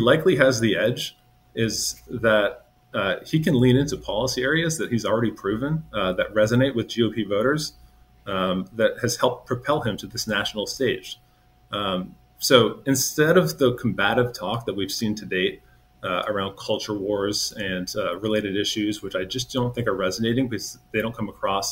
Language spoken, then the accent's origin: English; Virginia, United States; he's my hometown governor